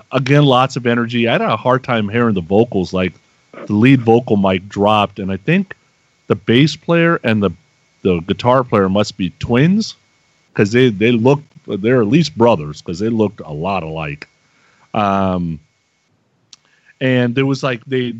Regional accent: Bay Area, California, United States; I grew up in the Bay Area

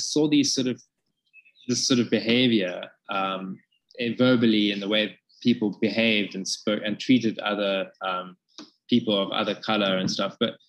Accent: Cape Town, Western Cape, South Africa; So, you know, growing up in Cape Town then, it was a very different world. It was, you know, suddenly it was the new South Africa, and we things were opened up a lot.

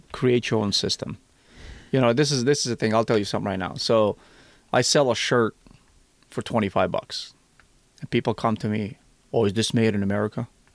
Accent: Missouri, United States; Missouri, my home state

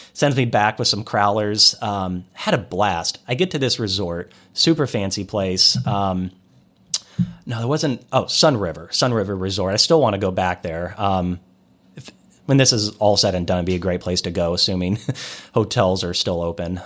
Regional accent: Des Moines, Iowa, United States; moved away; also born or lived in Kansas City; I'm from Des Moines, Iowa

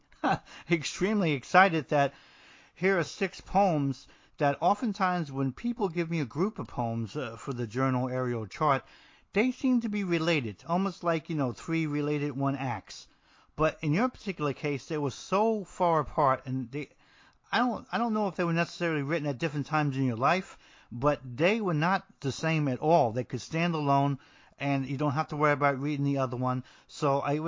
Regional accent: New Jersey, United States; I'm from New Jersey

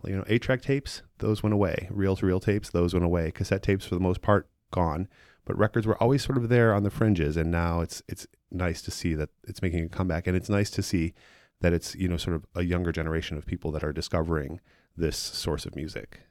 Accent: Chicago, Illinois, United States; moved away as an adult; also born or lived in San Francisco / Alameda; I am from Chicago. I grew up, um, on the far northwest side in Edison Park

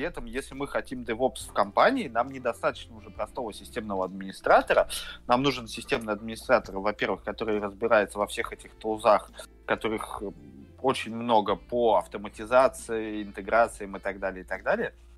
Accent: Saint Petersburg, Russia; я из Питера

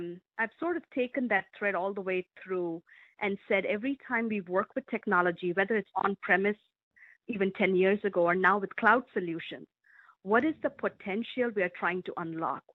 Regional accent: India; also born or lived in Europe; now in Medina, United States; I grew up in India

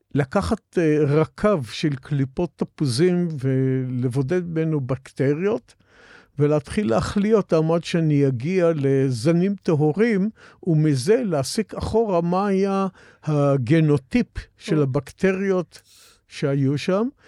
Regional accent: Israel; אני מאותם בני קיבוץ שזוכרים את הקיבוץ מאוד לטובה

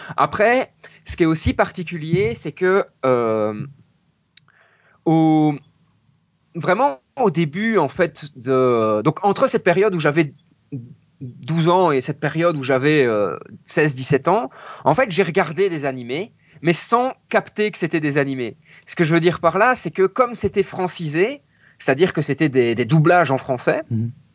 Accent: Mons, Wallonia, Belgium; je viens de Belgique

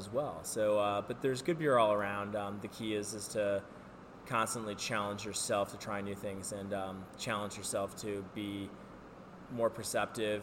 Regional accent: United States; we're American

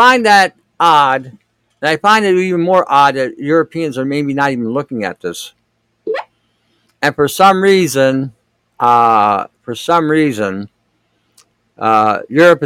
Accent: United States; I grew up in America, in an American ghetto

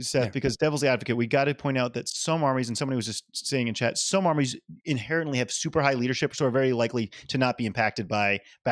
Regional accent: Louisiana, United States; I am from Louisiana.

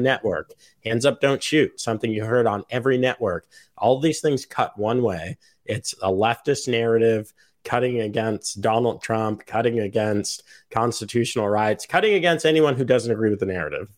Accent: United States; as an American

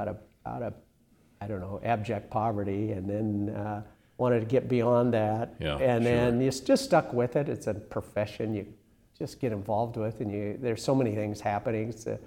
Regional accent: North Central Iowa, United States; I grew up in North Central Iowa, a small town

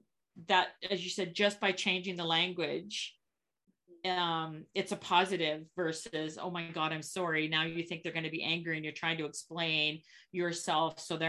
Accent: Canada; I'm a Canadian.

